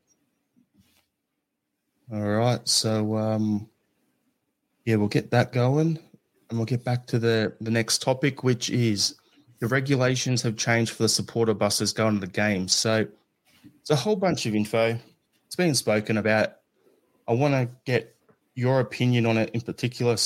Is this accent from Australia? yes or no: yes; Australia; growing up in Australia